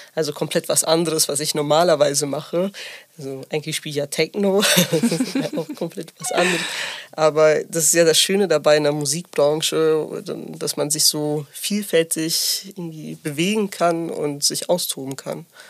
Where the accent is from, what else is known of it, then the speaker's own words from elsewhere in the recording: near Bielefeld, North Rhine-Westphalia, Germany; also born or lived in Sicily; ich komme aus der Nähe von Bielefeld